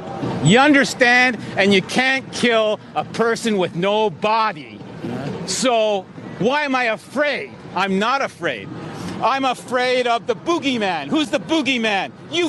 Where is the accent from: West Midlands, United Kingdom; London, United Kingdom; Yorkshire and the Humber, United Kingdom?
Yorkshire and the Humber, United Kingdom; I'm from Humberside. I'm sorry if I made a fool of Humberside